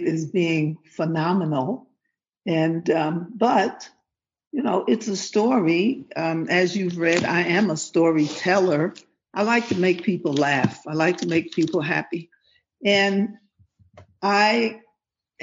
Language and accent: English; New York City, New York, United States; moved away; also born or lived in Ghana; originally, I'm from New York City, okay? Born, raised, educated in the Rotten Apple